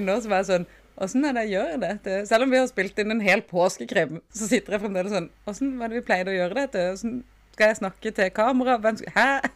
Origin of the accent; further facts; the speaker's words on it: Sørlandet, Southern Norway, Norway; Vi er jo fra Sørlandet